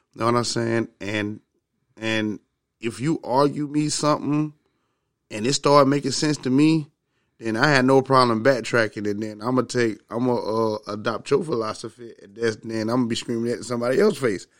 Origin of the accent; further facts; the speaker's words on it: Augusta, Georgia, United States; I'm from the South, you know what I'm saying? From Augusta, Georgia, me being, you know, um, low income black male in the South